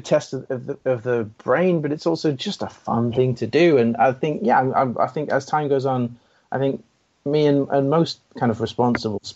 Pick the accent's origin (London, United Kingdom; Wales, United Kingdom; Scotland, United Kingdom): Wales, United Kingdom; a Welshman